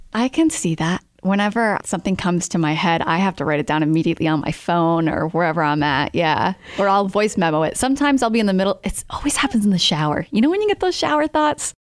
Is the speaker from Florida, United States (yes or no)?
no; Smithfield, Rhode Island, United States; I grew up in Smithfield, Rhode Island